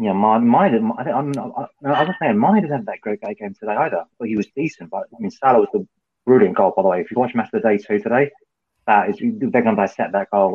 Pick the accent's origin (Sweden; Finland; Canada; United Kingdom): United Kingdom; England; I'm English